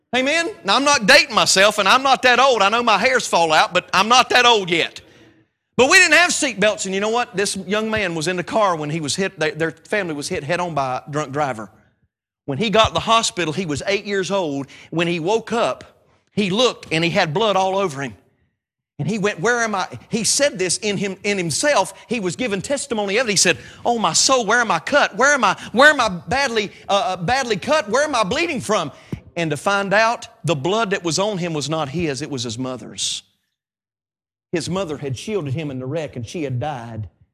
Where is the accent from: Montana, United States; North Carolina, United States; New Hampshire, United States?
North Carolina, United States; I know I'm a country boy. I know I'm from North Carolina, and I sound really funny when I talk